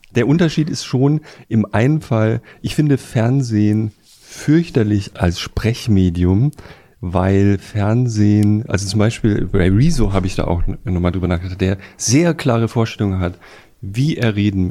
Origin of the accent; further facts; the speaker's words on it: Bretten, Baden-Württemberg, Germany; moved away; bei uns in Bretten